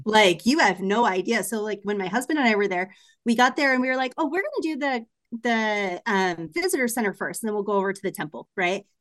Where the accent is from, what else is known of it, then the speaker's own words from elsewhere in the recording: Portland, Oregon, United States; moved away; I'm from Portland